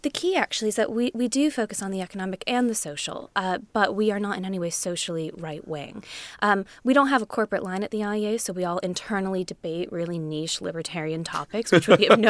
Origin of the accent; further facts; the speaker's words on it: Connecticut, United States; I was born and raised in Connecticut, right outside of New York, so I'm very, very familiar with the city.